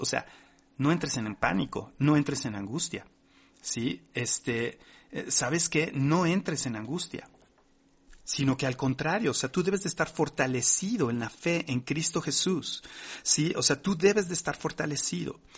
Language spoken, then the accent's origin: Spanish; Mexico; como mexicanos no habíamos vivido nunca